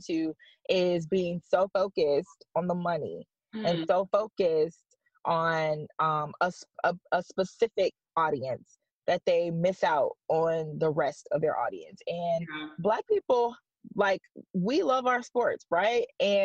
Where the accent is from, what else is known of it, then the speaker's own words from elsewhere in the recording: Detroit, Michigan, United States; now in Hartford, United States; I'm from Detroit. I'm from Michigan